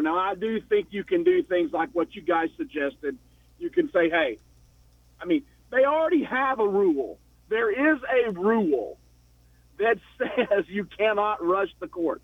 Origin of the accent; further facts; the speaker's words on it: Knoxville, Tennessee, United States; moved away as an adult; now in Atlanta, United States; I'm in Atlanta, but I'm from Knoxville. I've only been here for six years.